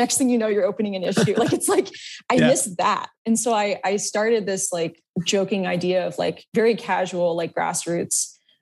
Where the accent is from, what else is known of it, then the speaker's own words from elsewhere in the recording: Florida, United States; moved away; I'm actually from Florida originally.